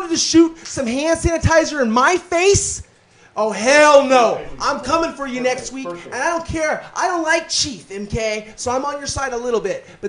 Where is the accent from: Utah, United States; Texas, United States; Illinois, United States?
Utah, United States; moved away; I grew up in Utah for a few years